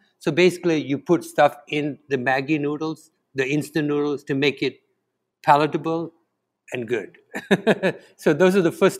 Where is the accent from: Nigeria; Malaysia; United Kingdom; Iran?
Malaysia; first language Tamil; English is a second language; now in Montreal, Canada; I grew up in Malaysia. I was born in a rubber plantation on Peninsula Malaysia on the west coast, really close to the Thai border. I grew up in a very multicultural, multilingual background. You know, I speak Tamil. That's my maternal language. Went to English schools.